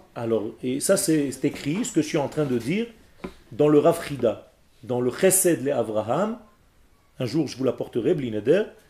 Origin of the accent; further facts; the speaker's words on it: Israel; French is a second language; le français n'est pas ma langue natale, parce que moi, je suis né en Israël, moi. Moi, j'ai appris à parler le français juste à quinze ans